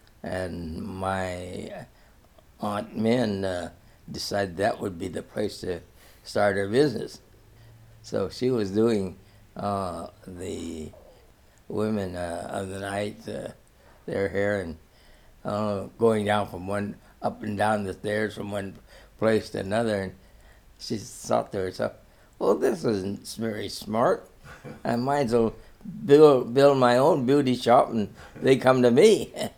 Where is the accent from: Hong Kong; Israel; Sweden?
Hong Kong; born there; Well, my mother separated, I was born in Hong Kong. She fled to Hong Kong.